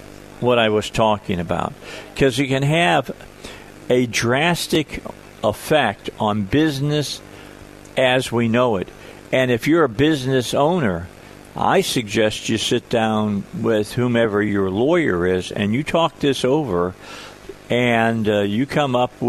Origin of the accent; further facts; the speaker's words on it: outside of Chicago, Illinois, United States; now in Arkansas, United States; I come from up north. I grew up outside of Chicago